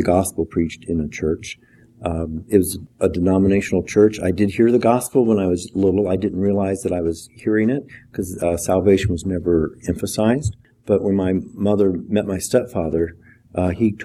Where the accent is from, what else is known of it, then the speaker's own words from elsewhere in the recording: South Central Iowa, United States; A farming community. I grew up just a few miles north of the Missouri line